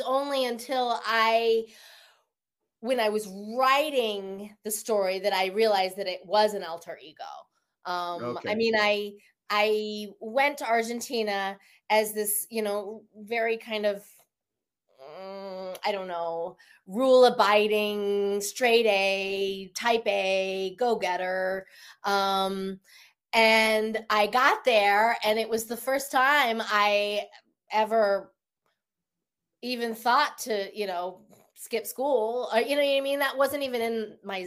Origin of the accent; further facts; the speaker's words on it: Denver, Colorado, United States; moved away as an adult; also born or lived in Evanston, Illinois / Taos, New Mexico; now in Los Angeles, United States; I'm from Denver.